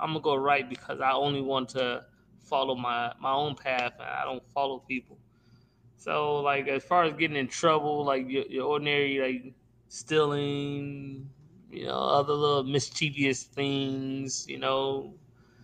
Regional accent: Indiana, United States; also born or lived in Aetna; I grew up for the most part up in Durmilla and Ivanhoe Projects before we actually moved to Etna

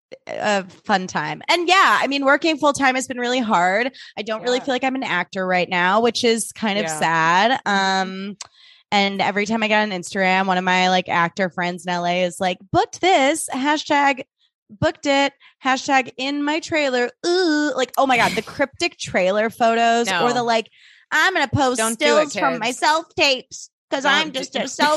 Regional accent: Vancouver, British Columbia, Canada; I think I'm pretty nice and I'm from Vancouver.

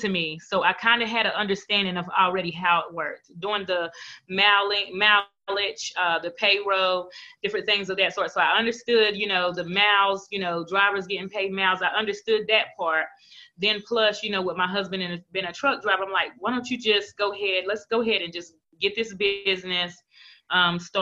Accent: North Carolina, United States; I'm from North Carolina

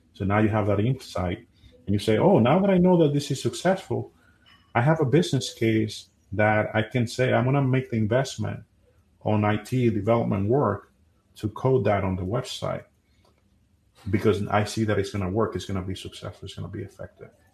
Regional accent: Dominican Republic; moved away as an adult; now in United States; I'm originally from Dominican Republic, and I moved here in 2010 in the U.S.

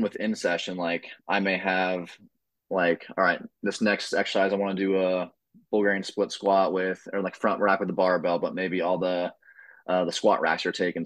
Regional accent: Oregon, United States; moved away as an adult; now in Maryland, United States; I'm originally from Oregon

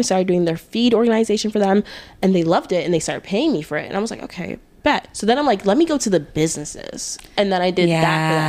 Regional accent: Boca Raton, Florida, United States; I'm from South Florida, Boca Raton

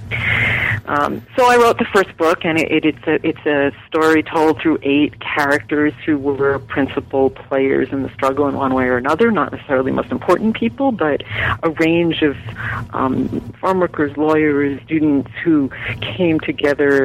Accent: New York, United States; also born or lived in Long Island; now in California, United States; I am from New York, and actually a transplant to California, like so many Californians. Um, it's my adopted home. Uh, I grew up in New York. I was born on Long Island

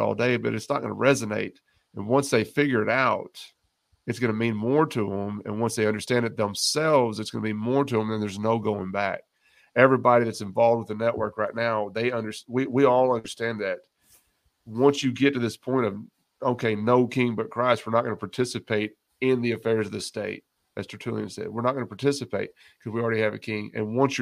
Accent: West Texas, United States; moved away; I was born and raised in West Texas

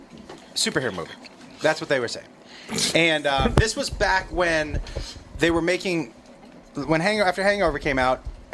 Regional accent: Massachusetts, United States; because I grew up in Massachusetts

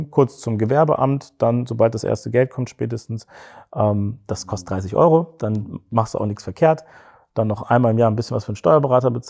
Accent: West Germany, Germany; also born or lived in Cologne; ich als Westdeutscher.

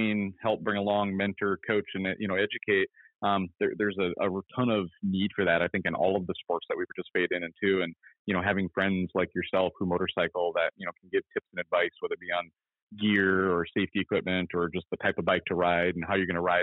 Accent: Merrifield, Minnesota, United States; moved away as an adult; also born or lived in Brainerd, Minnesota / New Hampshire; now in Sammamish, United States; Grew up riding the ditches, the lakes, the trails of around my hometown in Merrifield, Minnesota.

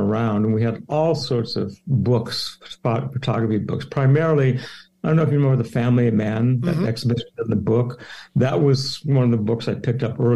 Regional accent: Chicago, Illinois, United States; also born or lived in Olympia, Washington; born and raised in Chicago

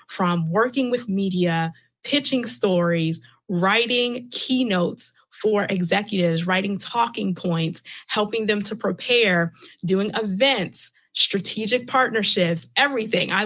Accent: Catonsville, Maryland, United States; now in Columbia, United States; I was born and raised in Baltimore County in Catonsville.

